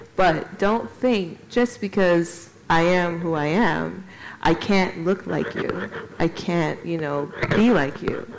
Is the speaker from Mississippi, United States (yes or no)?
no; Chicago, Illinois, United States; also born or lived in New York City / London; now in Gothenburg, Sweden; I'm originally from Chicago, and I lived in New York for many, many years